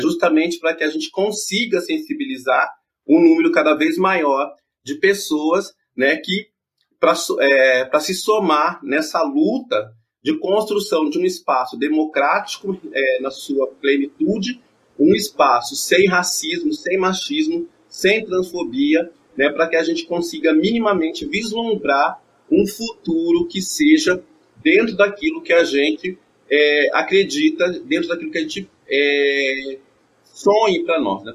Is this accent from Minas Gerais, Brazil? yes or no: no; interior of Paraná, Brazil; eu venho do interior do Paraná, eu cresci numa cidade pequena